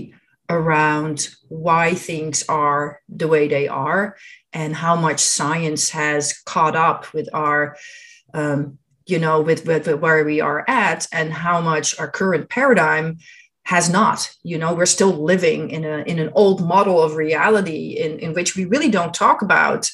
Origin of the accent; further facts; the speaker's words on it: Netherlands; moved away; I grew up in Holland in the Netherlands